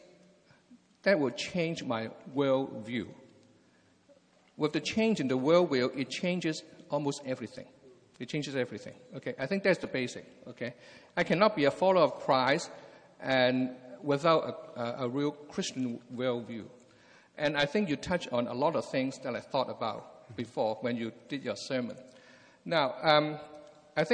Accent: Hong Kong; moved away as an adult; also born or lived in England / Anaheim, California; now in California, United States; I was born and raised in Hong Kong

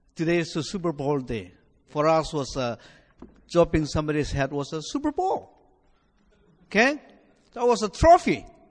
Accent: Nagaland, India; now in United States; I'm originally from India, you know, from my accent, uh, from northeastern part of India, a state called Nagaland

